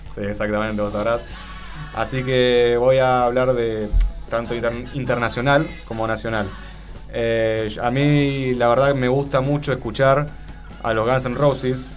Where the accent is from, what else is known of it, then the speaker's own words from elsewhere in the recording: Argentina; nosotros, como argentinos